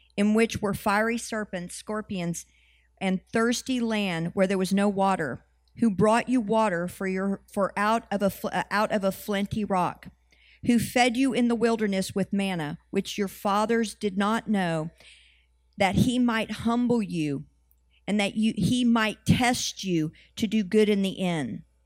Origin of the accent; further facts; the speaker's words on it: United States; we're the Western Church and we're from America